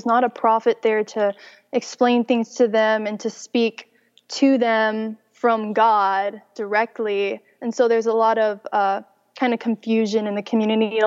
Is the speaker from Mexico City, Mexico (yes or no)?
no; Chihuahua, Mexico; first language English; I was born and raised in Chihuahua, Mexico, and I grew up speaking English because it's actually an English-speaking community in Mexico